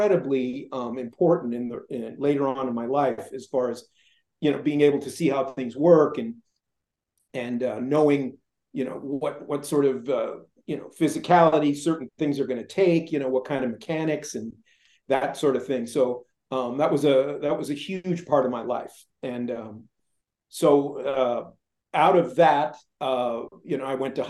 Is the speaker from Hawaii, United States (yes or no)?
no; Culver City, California, United States; I grew up in Culver City